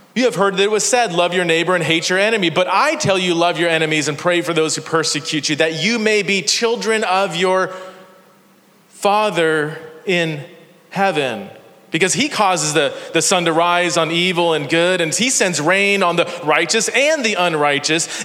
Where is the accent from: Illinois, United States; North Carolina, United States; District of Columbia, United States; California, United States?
California, United States; Fresno; also born or lived in Chula Vista, California / Ohio; I grew up in Fresno, California